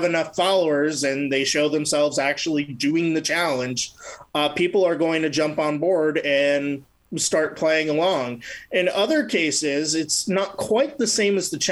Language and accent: English; Frisco, Texas, United States; my hometown of Frisco, Texas